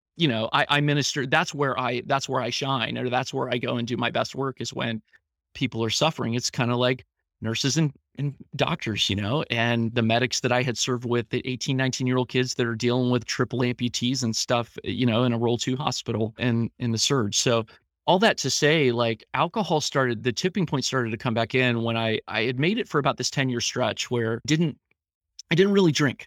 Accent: Columbus, Ohio, United States; I grew up here in Columbus, Ohio, in the Central Ohio area

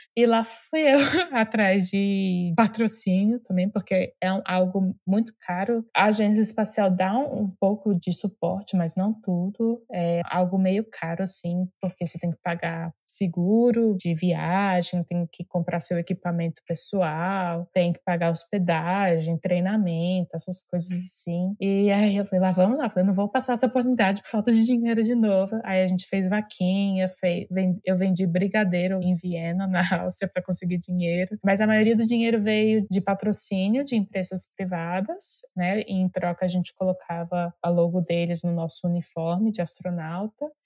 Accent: Brasília, Federal District, Brazil; eu sou de Brasília, né, nasci, cresci lá

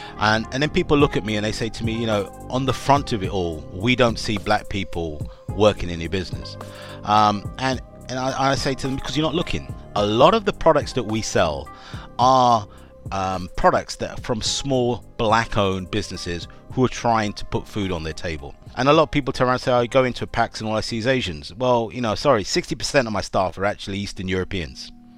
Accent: Jamaica; I'm a Jamaican. I'm black.

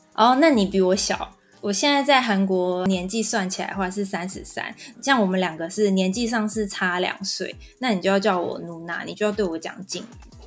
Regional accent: Taiwan; 我们台湾人最熟悉的方言

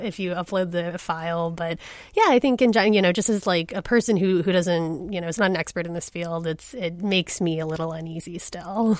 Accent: Southern California, United States; moved away as an adult; also born or lived in Pasadena, California; now in Seattle, United States; I grew up in Southern California. I don't really consider my, any of my childhood to be in Seattle.

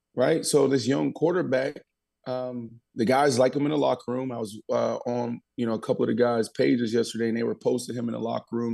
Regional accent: Pittsburgh, Pennsylvania, United States; moved away; also born or lived in Brooklyn; I'm from Pittsburgh

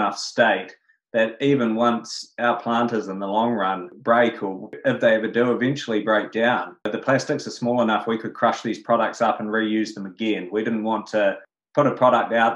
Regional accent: Queenstown, Otago, New Zealand; I grew up in Queenstown in the mountains

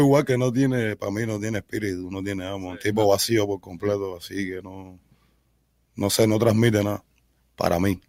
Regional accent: Havana, Cuba; moved away; Yo soy cubano, nací en Cuba, en un hospital en el Beado

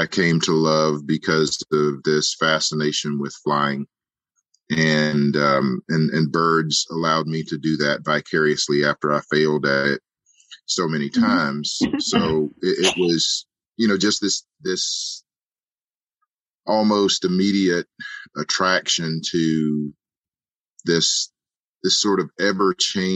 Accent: Edgefield, South Carolina, United States; I grew up in Edgefield, South Carolina

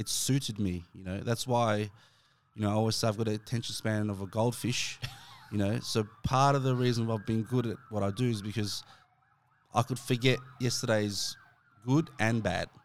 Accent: Dandenong, Victoria, Australia; I'm from Dandenong

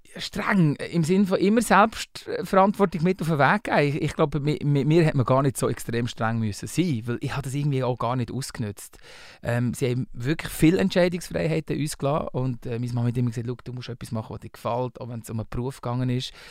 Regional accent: Bern, Switzerland; born or raised there; accent: Walliserdeutsch, Berndeutsch; first language Walliserdeutsch; moved away as an adult; also born or lived in Valais; now in Zurich, Switzerland

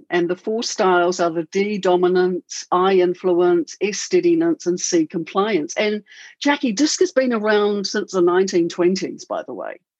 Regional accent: New Zealand; now in Auckland, New Zealand; I bought him over from a big city in Melbourne to a little tiny 60,000 community where I was born. Yeah, that's where we stayed for 5 years, and now we're living in Auckland.

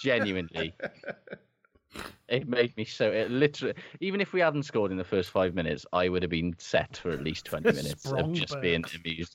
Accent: Aberdare, Wales, United Kingdom; moved away; I am from Aberdare

